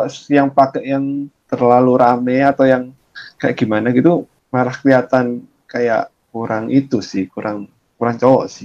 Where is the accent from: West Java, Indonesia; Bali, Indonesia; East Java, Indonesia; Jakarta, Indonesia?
East Java, Indonesia; Surabaya; moved away as an adult; now in Taiwan; Aku di Indonesia asalnya aku dari Surabaya. Sekarang aku tinggalnya di Taiwan sih. Soalnya dulu habis selesai S1 kan di Surabaya, lulus aku datang ke Taiwan sini buat S2.